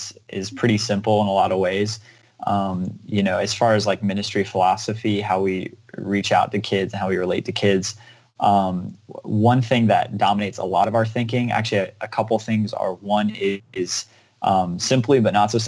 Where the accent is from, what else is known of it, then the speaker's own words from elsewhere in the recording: Alabama, United States; moved away as an adult; also born or lived in South Carolina; now in Glendale, Ohio, United States; I grew up in Alabama, and then up until I was 18